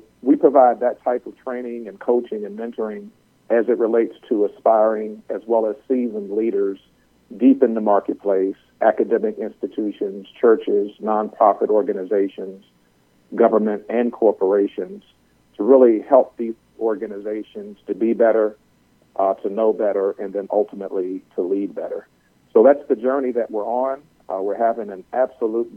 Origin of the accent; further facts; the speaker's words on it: Richmond, Virginia, United States; moved away as an adult; also born or lived in Washington, D.C.; I am a native of Richmond, Virginia, and after graduating from Virginia Commonwealth University, I left my hometown and came to the nation's capital